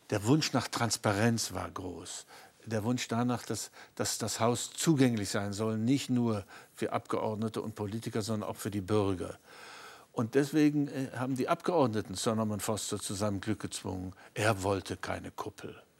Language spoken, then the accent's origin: German; East Germany, Germany; Und ich habe ausdrücklich äh, nicht als Berliner argumentiert, sondern als Ostdeutscher.